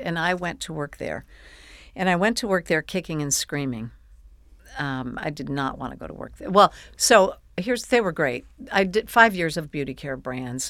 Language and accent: English; Buffalo, New York, United States; I grew up in Buffalo